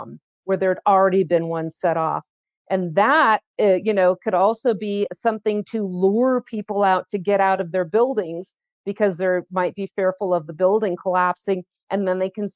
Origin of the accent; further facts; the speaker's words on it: California, United States; growing up in California